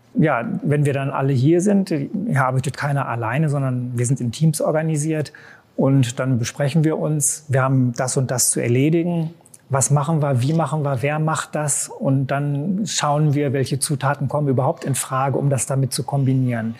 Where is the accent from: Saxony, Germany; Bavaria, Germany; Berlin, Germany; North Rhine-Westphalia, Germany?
North Rhine-Westphalia, Germany; Bielefeld; Bielefeld-Gefühl, das ist meine Heimatstadt. Ich bin hier geboren und aufgewachsen